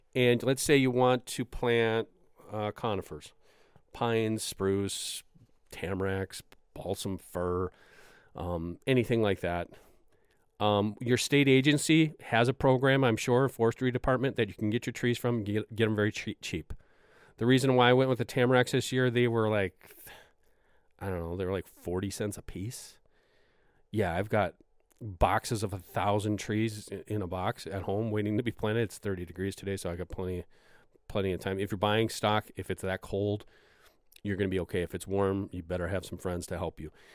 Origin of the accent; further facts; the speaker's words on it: Wisconsin, United States; my home state of Wisconsin